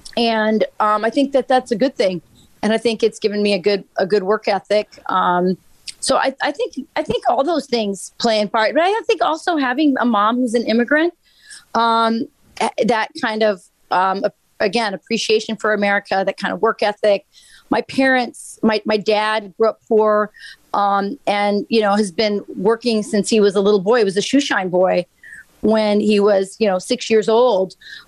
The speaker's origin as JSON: {"language": "English", "region": "Arizona", "country": "United States", "tie": "born or raised there", "also_born_or_lived": "Spain / England / Turkey / Peru", "said": "As you know, Jason, I grew up in Arizona, but I grew up in a military family. And so I grew up overseas mostly and in all kinds of countries, Spain, England, Turkey, Peru."}